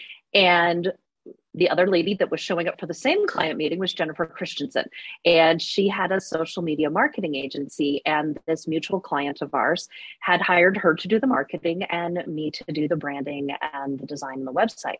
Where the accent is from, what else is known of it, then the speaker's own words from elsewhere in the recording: Alaska, United States; now in Reno, United States; I was actually born and raised in Alaska